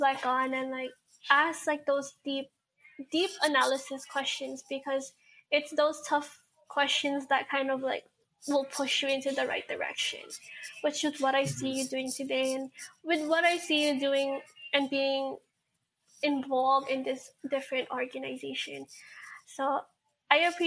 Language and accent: English; Hawaii, United States; growing up in Hawaii.